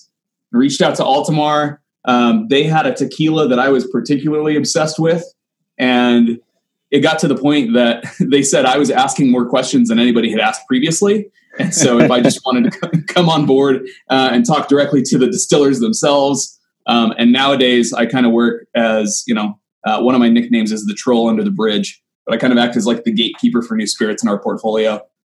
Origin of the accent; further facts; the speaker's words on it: Kansas City, United States; also born or lived in Manhattan, Kansas; I'm actually from the Kansas City area